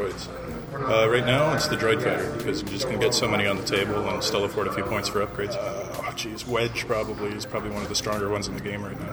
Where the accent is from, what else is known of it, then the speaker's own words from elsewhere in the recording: Ottawa, Ontario, Canada; I'm from Ottawa